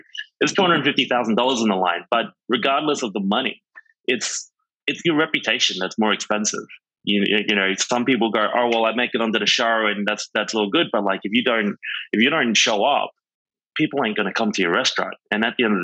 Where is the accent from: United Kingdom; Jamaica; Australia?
Australia; moved away as an adult; now in New York, United States